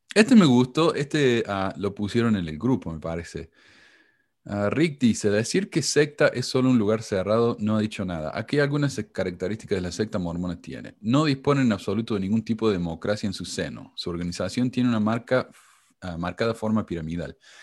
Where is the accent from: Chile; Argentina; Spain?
Argentina; somos todos, todos exactamente iguales los argentinos